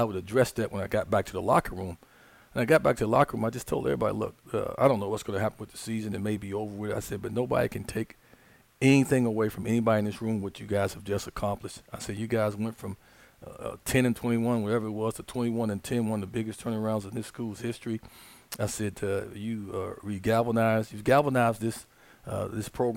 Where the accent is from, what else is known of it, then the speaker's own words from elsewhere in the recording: Chicago, Illinois, United States; moved away as an adult; now in Little Rock, United States; I'm born and raised in Chicago